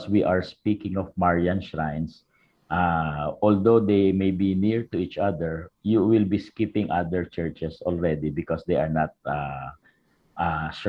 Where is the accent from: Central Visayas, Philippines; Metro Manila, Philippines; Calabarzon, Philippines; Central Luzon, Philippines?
Calabarzon, Philippines; Cainta; you can go to Cainta. That's my hometown